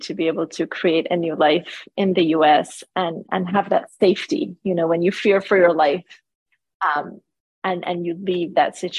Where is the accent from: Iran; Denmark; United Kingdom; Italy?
Iran; moved away; also born or lived in Canada; I grew up in Iran, where my family was persecuted for our beliefs